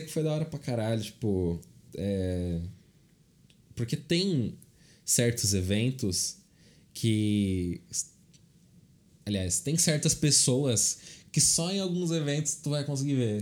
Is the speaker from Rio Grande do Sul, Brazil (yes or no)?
no; Rio Claro, São Paulo, Brazil; Eu estudei quando eu era pequeno aqui em Rio Claro.